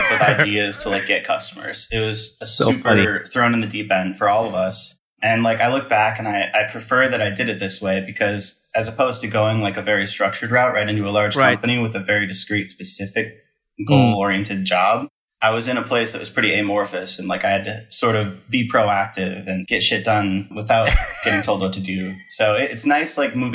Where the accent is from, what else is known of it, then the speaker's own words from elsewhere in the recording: Midwest, United States; moved away as an adult; also born or lived in Wisconsin; now in Texas, United States; I grew up in the Midwest